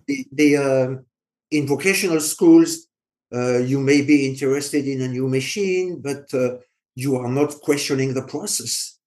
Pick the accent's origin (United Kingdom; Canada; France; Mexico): France; accent: French; English is a second language; I'm French